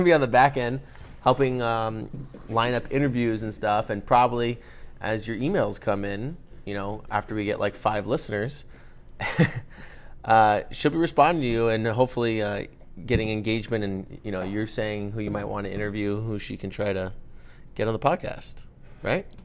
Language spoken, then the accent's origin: English; Los Angeles, California, United States; I was born and raised in Los Angeles, uh, East Los Angeles, uh, El Cerrito